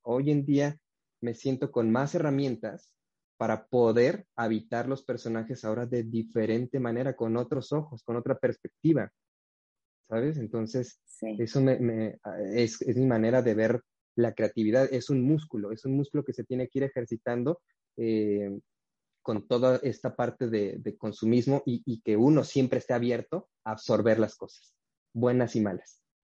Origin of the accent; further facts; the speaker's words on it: Huajuapan de León, Oaxaca, Mexico; moved away; yo soy de la ciudad de Guajuapan de León, que es, en el estado de Oaxaca